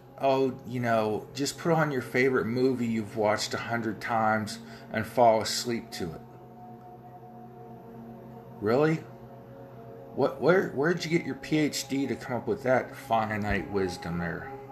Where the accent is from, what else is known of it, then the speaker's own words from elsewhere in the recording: Ohio Valley, United States; accent: Ohio Valley; my Ohio Valley accent